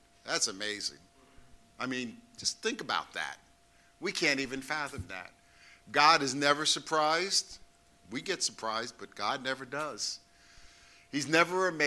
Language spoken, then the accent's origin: English; New York City, New York, United States; growing up in Brooklyn, you know, you had friends in the street